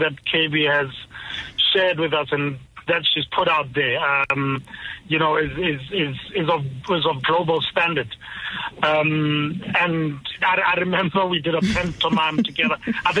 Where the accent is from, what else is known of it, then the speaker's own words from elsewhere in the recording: North West, South Africa; I'm originally from Northwest